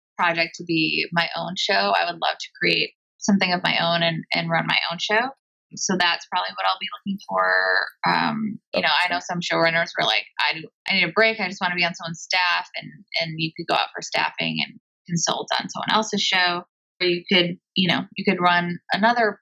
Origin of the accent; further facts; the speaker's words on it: Bloomfield Hills, Michigan, United States; moved away as an adult; now in Los Angeles, United States; I'm from Michigan, from Bluefield Hills, Michigan